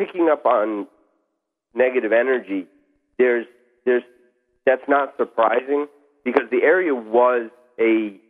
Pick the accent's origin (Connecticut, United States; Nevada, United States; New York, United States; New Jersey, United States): New York, United States; Long Island.